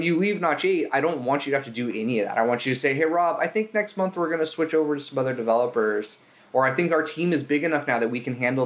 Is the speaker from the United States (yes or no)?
yes; Southern California, United States; I'm from Southern California.